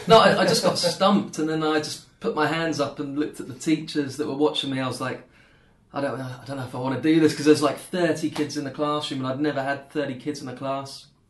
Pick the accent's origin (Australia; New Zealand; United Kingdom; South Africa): United Kingdom; England; moved away as an adult; now in Zhuhai, China; I'm from England, and I've been in China, I think, it was 8 years, 8 years now, or 7 years.